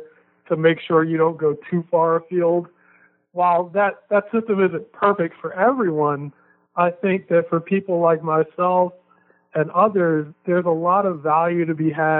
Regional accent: Baltimore, Maryland, United States; where I grew up in Baltimore City

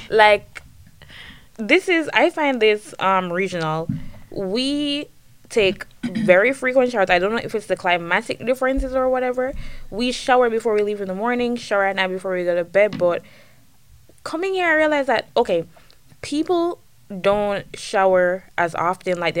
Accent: Saint Andrew, Jamaica; moved away as an adult; now in United States; I'm from St. Andrew, Jamaica, you know, right above Kingston.

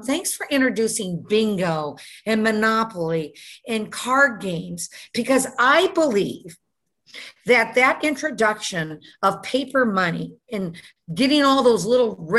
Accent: Detroit, Michigan, United States; moved away; also born or lived in Houston; I was born and raised in Detroit.

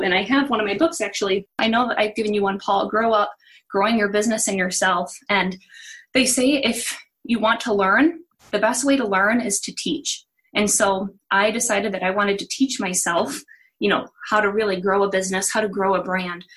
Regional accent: Milwaukee, Wisconsin, United States; moved away as an adult; also born or lived in New York / Malibu / Guatemala; I grew up in the Milwaukee area

